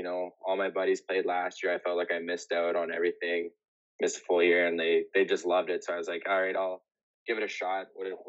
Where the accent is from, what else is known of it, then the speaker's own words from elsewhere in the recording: Winnipeg, Manitoba, Canada; moved away as an adult; now in Saskatoon, Canada; Yeah, so I grew up in Winnipeg basically my whole life, me and my mom